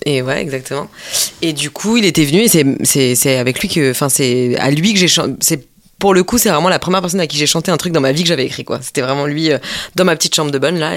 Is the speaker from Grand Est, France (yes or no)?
yes; Mulhouse, Grand Est, France; moved away as an adult; also born or lived in Strasbourg; now in Paris, France; je venais de Mulhouse